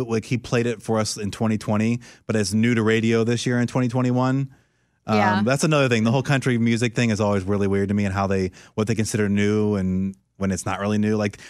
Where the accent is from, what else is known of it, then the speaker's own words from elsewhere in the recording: East Coast, United States; And like, I grew up on the East Coast, which is so weird, but I was always so fascinated by the West Coast rap.